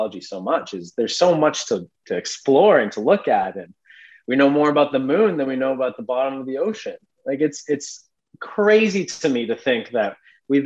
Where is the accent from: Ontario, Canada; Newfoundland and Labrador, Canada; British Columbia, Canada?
British Columbia, Canada; Vancouver Island; also born or lived in Edmonton, Alberta, Canada / Cayman Islands; I grew up on Vancouver Island with my family here.